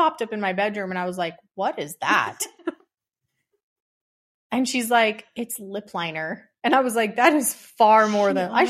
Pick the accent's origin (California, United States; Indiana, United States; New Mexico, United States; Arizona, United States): Arizona, United States; Yeah, I was born and raised here in Arizona.